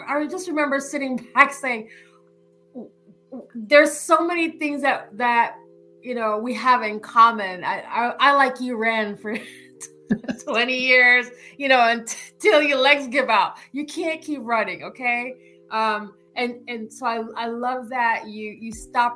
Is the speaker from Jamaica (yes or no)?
yes; Jamaica; I'm Jamaican